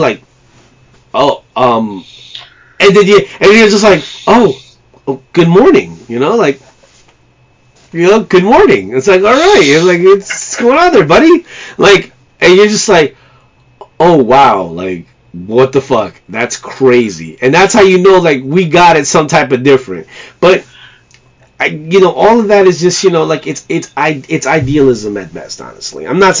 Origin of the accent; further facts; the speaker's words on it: New York, United States; And as a New Yorker, I know we always get a bad rap about, oh, you know, we're tough, we're gritty